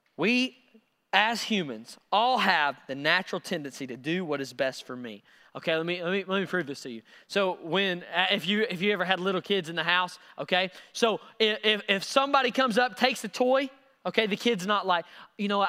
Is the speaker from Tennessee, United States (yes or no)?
yes; Knoxville, Tennessee, United States; I'm from Knox